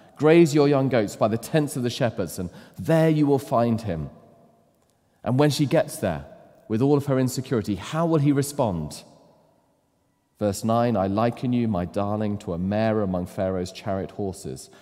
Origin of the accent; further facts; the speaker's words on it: United Kingdom; as British men